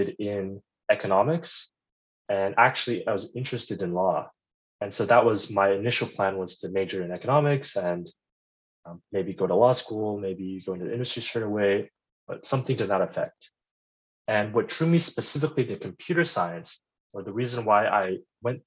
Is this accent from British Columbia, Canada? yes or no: no; Ottawa, Ontario, Canada; moved away as an adult; now in Los Angeles, United States; I am Canadian. I grew up in Ottawa. It's also where I went to high school